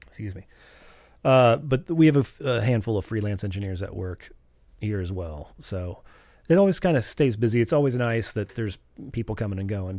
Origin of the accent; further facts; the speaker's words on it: St. Louis, Missouri, United States; I grew up in West St. Louis